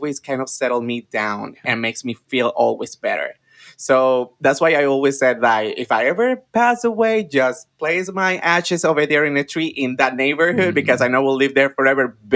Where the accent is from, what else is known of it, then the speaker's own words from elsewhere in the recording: Juana Díaz, Puerto Rico; moved away as an adult; also born or lived in San Juan, Puerto Rico; now in Washington, D.C., United States; I was born in the south area of the island in Puerto Rico. I'm from a city called Juana Díaz.